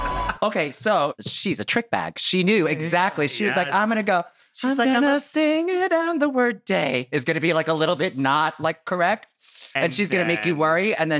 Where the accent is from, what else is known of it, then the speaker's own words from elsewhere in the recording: United States; me, as the American